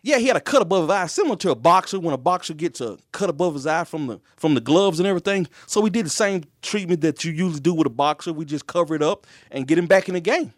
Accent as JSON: {"language": "English", "town": "Tylertown", "region": "Mississippi", "country": "United States", "tie": "born or raised there", "also_born_or_lived": "McComb, Mississippi / Memphis, Tennessee", "moved": "as an adult", "lives_now": "Lexington, United States", "said": "my hometown, which is, uh, Tylertown, Mississippi"}